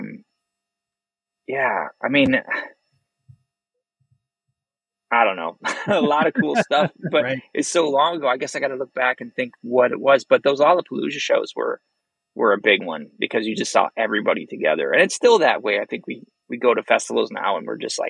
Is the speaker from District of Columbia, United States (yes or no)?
no; Chicagoland, Illinois, United States; we're still from Chicagoland